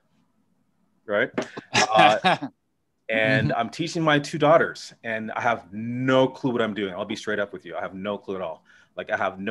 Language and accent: English; Toronto, Ontario, Canada; now in Chicago, United States; I'm from Toronto